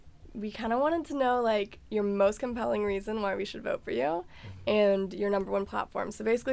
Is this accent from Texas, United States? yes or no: yes; Texas, United States; moved away; I'm from Texas.